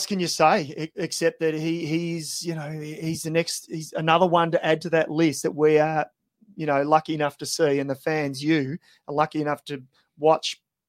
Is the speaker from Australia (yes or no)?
yes; Australia; I'm really proud as an Aussie